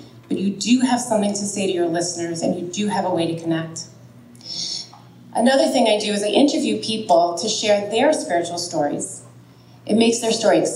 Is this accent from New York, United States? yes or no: yes; New York, United States; I'm from New York